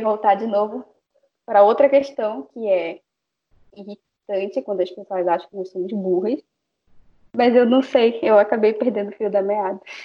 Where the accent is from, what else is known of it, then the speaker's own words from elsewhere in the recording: Amazonas, Brazil; first language Baniwa; eu sou do estado do Amazonas